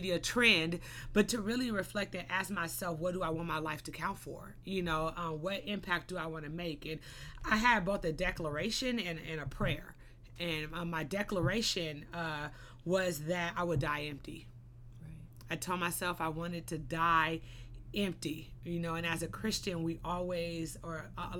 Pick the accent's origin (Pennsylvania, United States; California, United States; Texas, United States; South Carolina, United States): California, United States; Los Angeles; I was born and raised in the Crenshaw area, you know, Crenshaw and Slauson